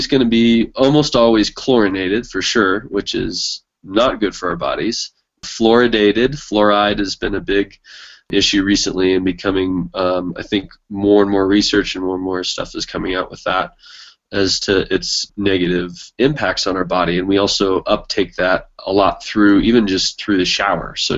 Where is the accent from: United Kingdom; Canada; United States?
United States; Carmel, California; now in New Mexico, United States; I grew up in Carmel, Monterey, California